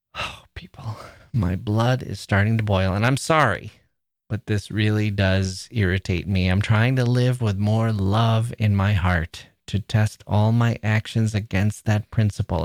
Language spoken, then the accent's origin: English; Midwest, United States; also born or lived in Chicago; We're both from the Midwest